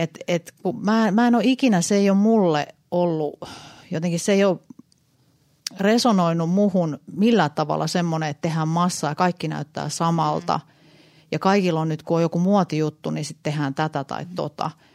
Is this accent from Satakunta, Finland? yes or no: no; Helsinki, Uusimaa, Finland; Mä oon stadista, mä oon Oulun